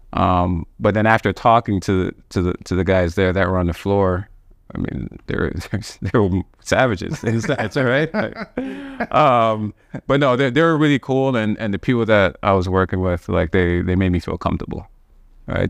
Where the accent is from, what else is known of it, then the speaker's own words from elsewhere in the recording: Toronto, Ontario, Canada; growing up in Cuban, Wilson, there was, like, a park right across from my building